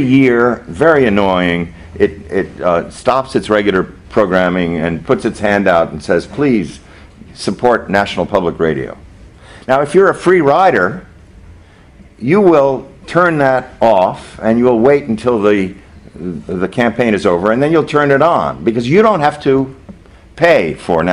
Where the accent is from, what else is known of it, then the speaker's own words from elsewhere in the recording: Arizona, United States; my home state of Arizona